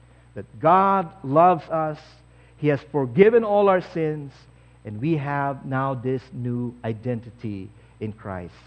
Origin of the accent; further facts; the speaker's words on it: Philippines; now in Canada; I used to be a Filipino, now I'm Canadian.